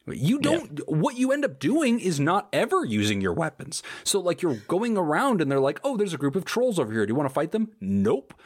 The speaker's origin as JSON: {"language": "English", "country": "United States", "said": "in America, we have something called sarsaparilla"}